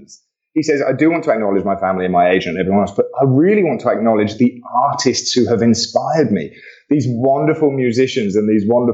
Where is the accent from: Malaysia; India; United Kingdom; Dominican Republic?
United Kingdom; England; Being an Englishman